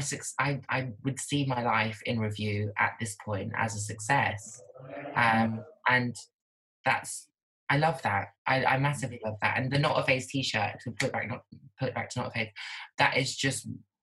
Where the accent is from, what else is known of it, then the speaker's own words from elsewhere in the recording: Norwich, East of England, United Kingdom; now in London, United Kingdom; I'm not from London, so it's not diverse. I'm from Norwich. And but even more so, I was in school in a small town.